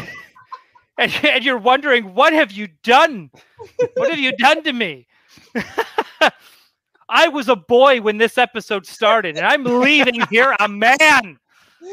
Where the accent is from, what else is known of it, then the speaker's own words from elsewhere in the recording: Canada; I'm Canadian